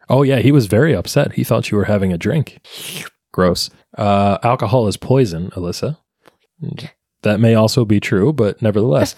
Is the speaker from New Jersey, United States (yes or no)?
yes; New Jersey, United States; now in North Jersey, United States; when I was a kid growing up in South Jersey